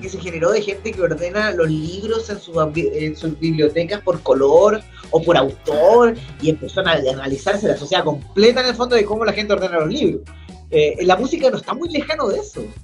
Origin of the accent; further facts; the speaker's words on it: Chile; nosotros como chilenos